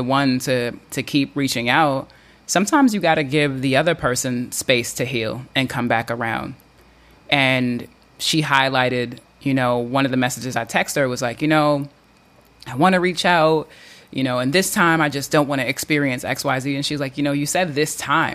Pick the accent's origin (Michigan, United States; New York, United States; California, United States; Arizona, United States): New York, United States; New York City; moved away; recording this edition from my hometown, New York City